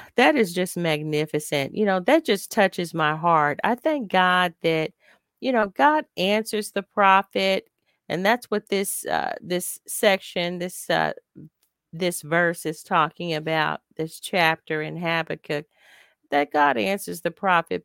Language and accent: English; United States; as an African-American woman